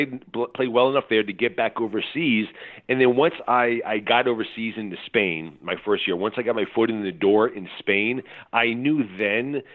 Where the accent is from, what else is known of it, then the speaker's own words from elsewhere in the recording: United States; also born or lived in Europe; I'm an American over there